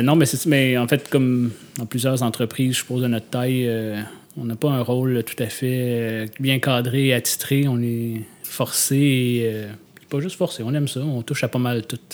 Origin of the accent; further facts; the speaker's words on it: Gatineau, Quebec, Canada; moved away as an adult; now in Montreal, Canada; je suis natif de Hull un modèle 1983.